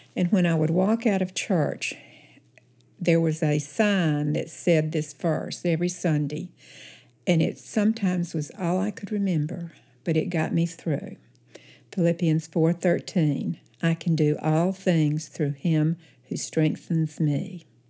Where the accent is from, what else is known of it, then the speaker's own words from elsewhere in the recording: Oneonta, Alabama, United States; also born or lived in Mountain Brook, Alabama; I grew up in Oneonta, Alabama, which is about thirty miles north east of Birmingham